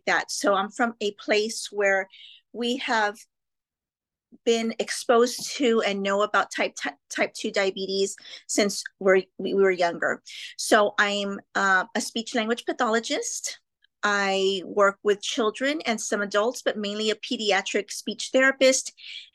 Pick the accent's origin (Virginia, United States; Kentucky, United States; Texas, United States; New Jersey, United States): Texas, United States; McAllen; I'm from South Texas, specifically McAllen, Texas